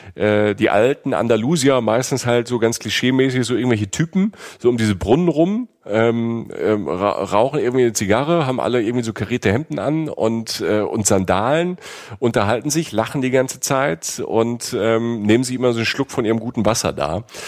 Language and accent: German; Germany; als Deutscher